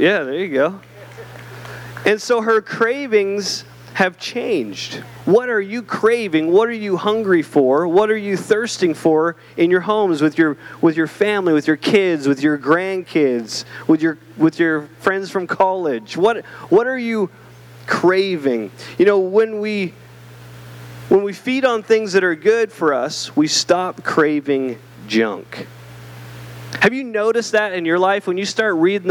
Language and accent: English; Canada; now in Southern United States; I'm Canadian, but I became American recently